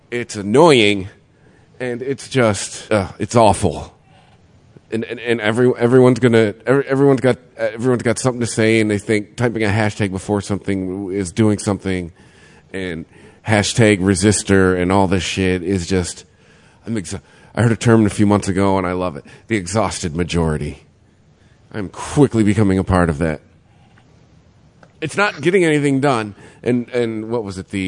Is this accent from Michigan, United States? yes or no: yes; Michigan, United States; we're from Michigan.